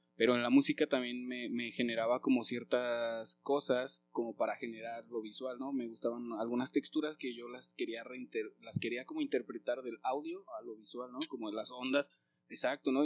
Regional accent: Zitácuaro, Michoacán, Mexico; also born or lived in Naucalpan, State of Mexico; Zitácuaro, Ahí llegué a los nueve años, ocho años, este, pero nací en Naucalpan, en el Estado de México, y, y ahí en Zitácuaro fue que viví mi adolescencia

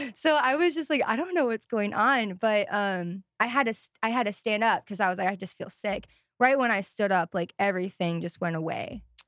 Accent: Sioux Falls, South Dakota, United States; moved away as an adult; also born or lived in Missoula, Montana; I grew up in South Dakota, Sioux Falls, South Dakota, and then moved to Missoula, Montana in twenty nineteen with my parents

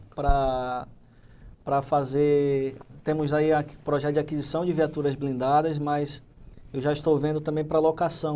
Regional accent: Manaus, Amazonas, Brazil; moved away; minha família toda é do Amazonas, é de Manaus, eu vim de Manaus

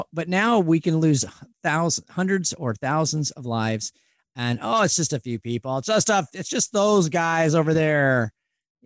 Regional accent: Spokane, Washington, United States; accent: Spokane; I grew up in the Spokane area, and Spokane is known as the Lilac City

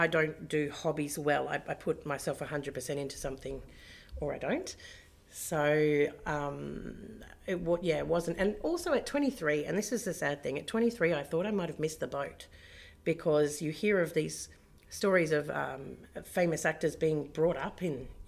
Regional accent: Bridgetown, Western Australia, Australia; also born or lived in Kalgoorlie; now in Perth, Australia; I grew up in Bridgetown in the southwest and other towns, but mostly Bridgetown.

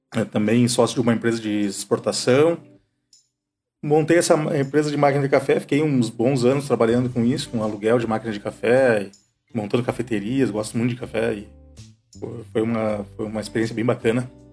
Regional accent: Santa Maria, Rio Grande do Sul, Brazil; moved away as an adult; also born or lived in London; now in Caxias do Sul, Brazil; Eu sou natural de Santa Maria

